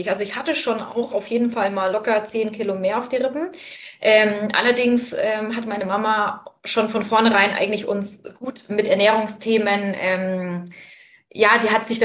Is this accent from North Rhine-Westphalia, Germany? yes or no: no; Bamberg, Bavaria, Germany; ich komme aus Bamberg